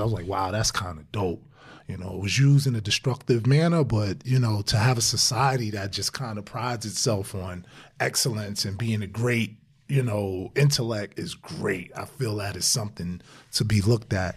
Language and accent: English; New York City, New York, United States; growing up in Brownsville